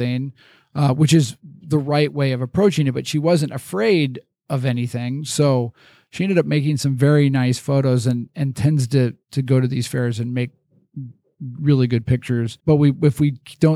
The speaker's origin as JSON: {"language": "English", "area": "Chicago suburbs", "region": "Illinois", "country": "United States", "tie": "born or raised there", "moved": "yes", "lives_now": "Des Moines, United States", "said": "growing up in the Chicago suburbs"}